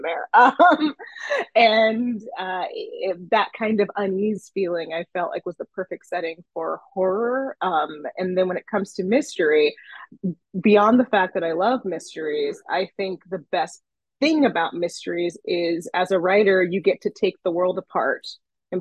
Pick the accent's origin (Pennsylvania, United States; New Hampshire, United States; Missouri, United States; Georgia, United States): Pennsylvania, United States; Johnstown; I grew up in Johnstown, Pennsylvania